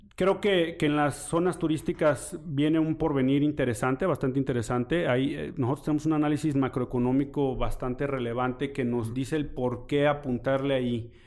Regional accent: Mexico

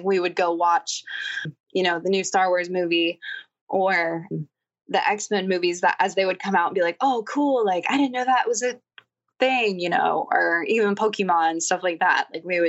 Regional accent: Massachusetts, United States; now in Virginia, United States; I live in Virginia, but I'm originally from Massachusetts

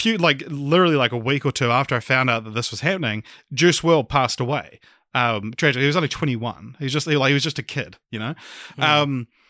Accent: New Zealand; I mentioned like I'm from New Zealand and stuff like

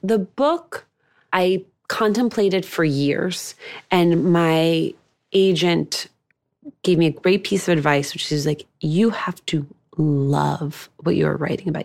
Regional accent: Union City, New Jersey, United States; I grew up in New Jersey.

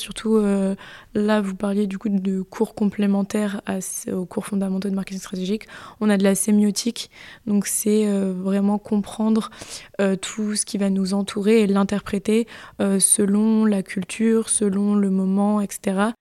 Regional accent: Bordeaux, Nouvelle-Aquitaine, France; je viens euh, de Bordeaux, d'ici

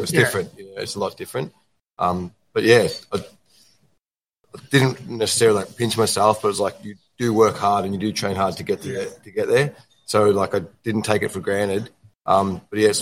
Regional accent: Shepparton, Victoria, Australia; moved away as an adult; also born or lived in Empoli; Chep. Born and bred

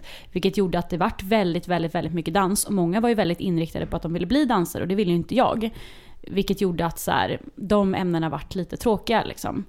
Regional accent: Linköping, Östergötland, Sweden; det fanns på två skolor i Linköping där jag växte upp

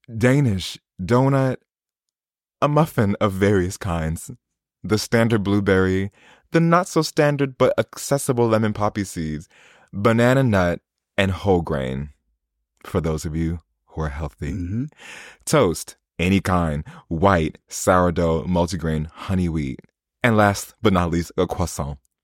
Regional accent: United States; moved away as an adult; now in London, United Kingdom; I always expect to be the only American in the room, especially the only black American in the room

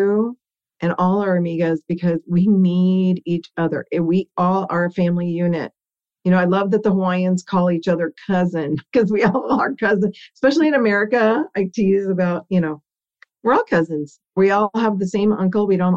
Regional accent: Burbank, California, United States; first language Italian; I am Burbank born and raised

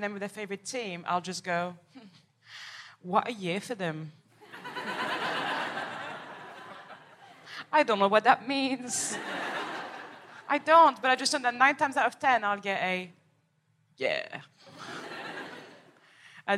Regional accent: Paris, Île-de-France, France; I am from Paris, from the outskirts

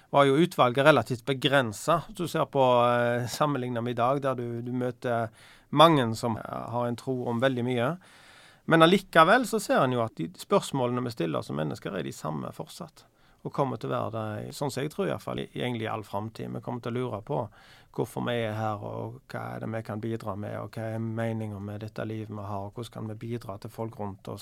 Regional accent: Bryne, Rogaland, Norway; Jeg husker jo når jeg vokste opp på, på Bryne

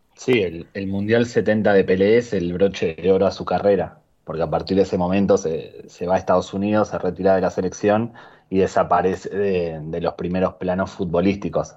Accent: Argentina; accent: Argentine; also born or lived in North America (birthplace) / Spain (parents); Vivo en Argentina, hablo como argentino, eh, pero soy, soy hijo de españoles nacido en Norteamérica

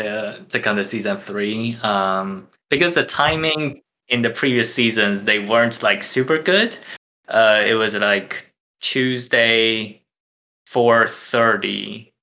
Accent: Taiwan; first language Mandarin; English is a second language; moved away as an adult; now in Chicago, United States; I'm from Taiwan, so it's Mandarin.

